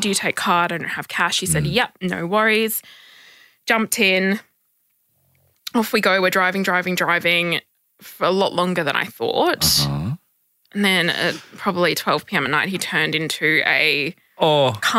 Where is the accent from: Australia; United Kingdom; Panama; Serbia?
Australia; Perth, Western Australia; moved away as an adult; now in Sydney, Australia; I am originally from Perth, and I've been living in Sydney for the last 2 years